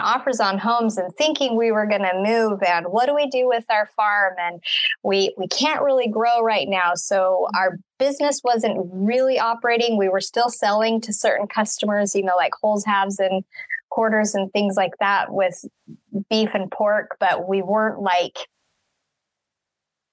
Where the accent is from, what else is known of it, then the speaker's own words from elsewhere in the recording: Utah, United States; moved away as an adult; also born or lived in Wyoming / Colorado; now in Missouri, United States; I was born in Wyoming, raised in Utah, moved to Colorado when I married my husband